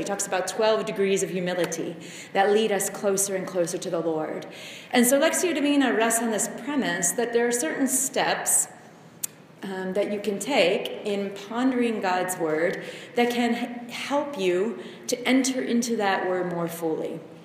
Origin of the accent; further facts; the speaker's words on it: United States; moved away as an adult; being American